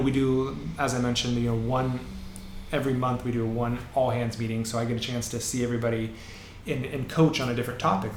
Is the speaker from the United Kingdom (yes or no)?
no; Seattle, Washington, United States; I grew up in Green Lake.